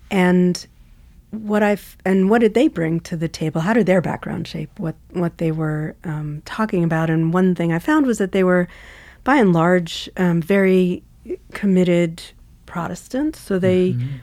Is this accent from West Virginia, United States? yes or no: no; New York City, New York, United States; I grew up in New York City, in Queens, in a neighborhood called Laurelton, which is near JFK Airport